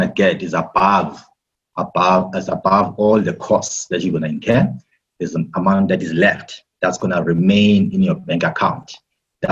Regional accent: KwaZulu-Natal, South Africa; now in Johannesburg, South Africa; I'm from Johannesburg, South Africa, but I was born and bred in KZN, and ngabhunguka ngeza eJohannesburg like everybody else

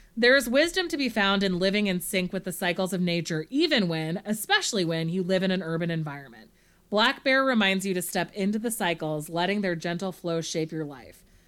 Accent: Monterey, California, United States; I'm from Monterey

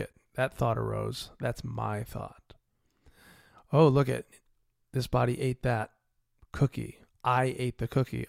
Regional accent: United States; I'm an American citizen

